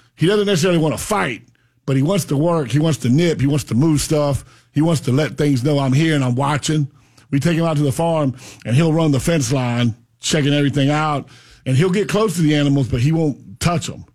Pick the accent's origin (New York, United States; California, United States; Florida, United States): Florida, United States; Pahokee; now in Central Florida, United States; I'm from Palm Beach County. I grew up in Pahokee.